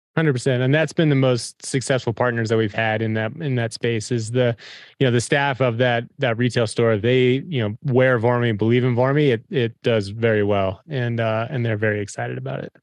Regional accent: Front Range, Colorado, United States; grew up, we grew up in the Front Range

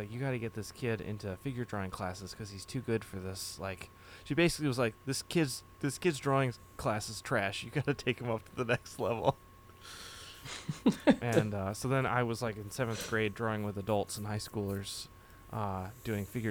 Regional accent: Framingham, Massachusetts, United States; I grew up in Framingham, Massachusetts

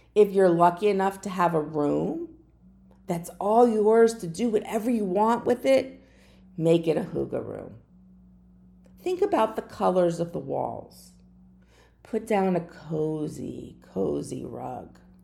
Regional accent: Florida, United States; also born or lived in New Jersey; I've lived in Fla-, Florida the majority of my life. There was a short time when I was very young, I lived in New Jersey, but I was born in Florida

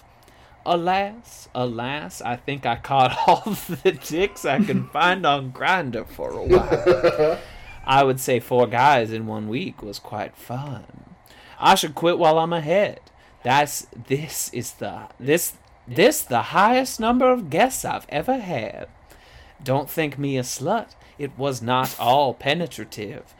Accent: Guam; growing up in Guam.

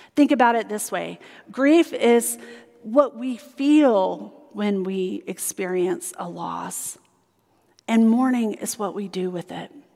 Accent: South Carolina, United States; moved away; where I grew up in South Carolina

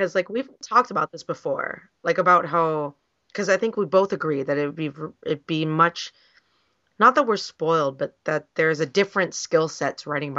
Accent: Oakland, California, United States; I am from the East Bay. I am an Oakland kid. I am an Oakland A's fan before Moneyball ever came out.

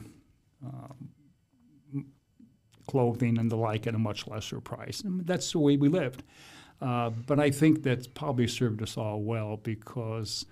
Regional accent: Fort Wayne, Indiana, United States; my formative years, 6 through 12, we actually lived in an old farmhouse out where Canterbury Green is

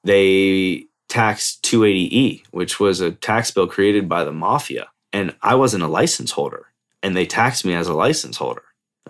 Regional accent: California, United States; now in Colorado, United States; And I moved to Colorado from Cali originally because I wanted protection, you know?

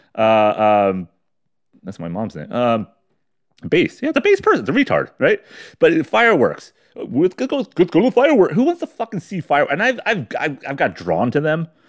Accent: United States

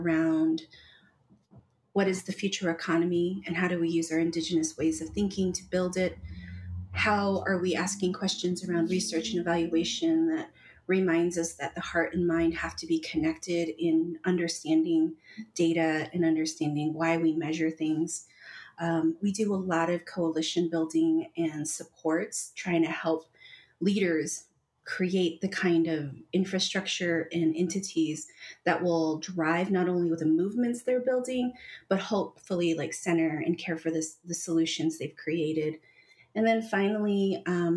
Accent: United States; now in Albuquerque, United States; I am Deneh Navajo from the Navajo Nation, grew up on the nation. I currently live here in Albuquerque, New Mexico

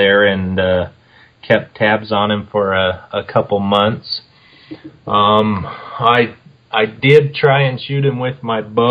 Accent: St. Johns, Arizona, United States; also born or lived in Tucson, Arizona; I grew up in St. John's, Arizona, north of Springerville there

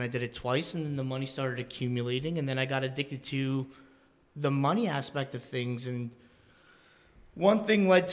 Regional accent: Northampton, United States; We both live in Northampton

